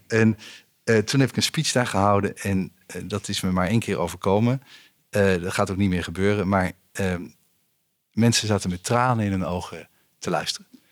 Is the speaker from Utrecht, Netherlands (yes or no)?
yes; Utrecht, Netherlands; opgegroeid in Utrecht in de stad.